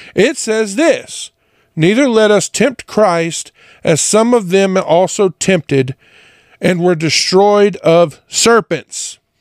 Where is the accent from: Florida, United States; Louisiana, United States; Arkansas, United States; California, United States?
Louisiana, United States; Jonesville; moved away; I being from Louisiana, especially a little town like Jonesville, everyone went to church